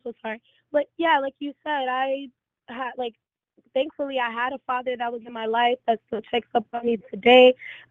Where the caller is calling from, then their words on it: Orlando, Florida, United States; I'm in Orlando, Florida.